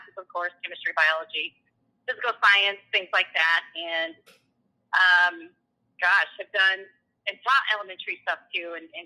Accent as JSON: {"language": "English", "town": "Persia", "region": "Iowa", "country": "United States", "tie": "born or raised there", "also_born_or_lived": "Pella/Oskaloosa area, Iowa", "moved": "as an adult", "lives_now": "New Sharon, United States", "said": "I grew up in Western Iowa in a little town called Persia"}